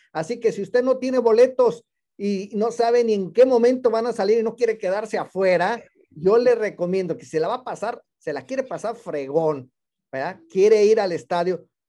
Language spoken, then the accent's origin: Spanish; San Luis Potosí, Mexico; Yo también soy potosino